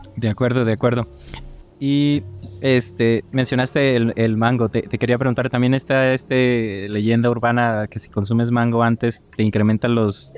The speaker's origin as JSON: {"language": "Spanish", "country": "Mexico", "said": "yo soy de México"}